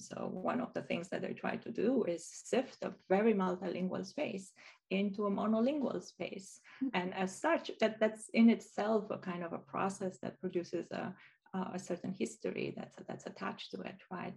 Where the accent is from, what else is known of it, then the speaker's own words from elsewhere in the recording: Romania; I learned growing up in Romania